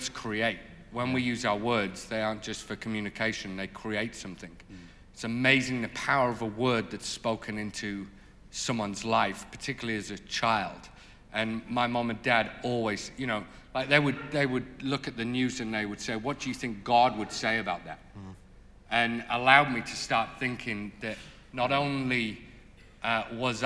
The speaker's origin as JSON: {"language": "English", "region": "North East England", "country": "United Kingdom", "tie": "born or raised there", "said": "I grew up in the Northeast"}